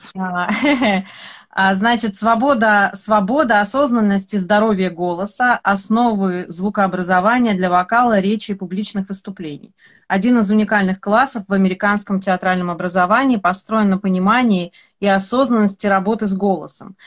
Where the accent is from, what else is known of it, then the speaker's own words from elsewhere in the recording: Odesa, Odesa Oblast, Ukraine; я вообще коренная одесситка, и у меня, у меня разговаривали вот так все дома